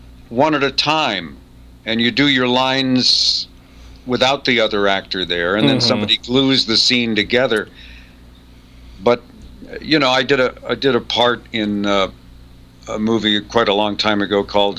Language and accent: English; England, United Kingdom; born there; Also, my mother's English. I was born in England.